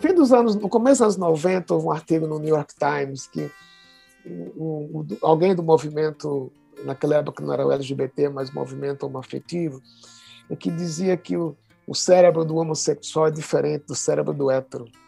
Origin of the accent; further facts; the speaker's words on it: Pernambuco, Brazil; now in São Paulo, Brazil; sou pernambucano de coração e de nascimento